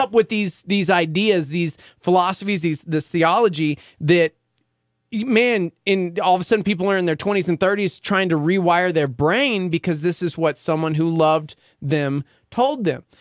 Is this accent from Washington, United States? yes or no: no; Lubbock, Texas, United States; I'm from Lubbock Texas